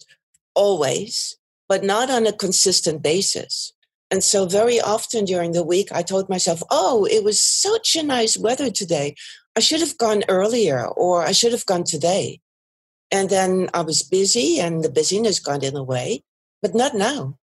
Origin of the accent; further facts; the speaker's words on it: Germany; also born or lived in Netherlands / Italy; now in Belgium; by origin, I'm not Belgian. I'm German, and I've lived in the Netherlands for a long time